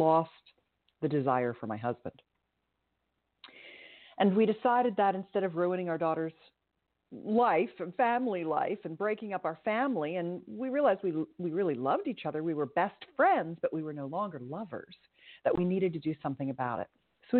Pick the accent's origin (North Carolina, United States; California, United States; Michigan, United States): California, United States; growing up in Silicon Valley, if you will, in the heyday of the Internet 1.0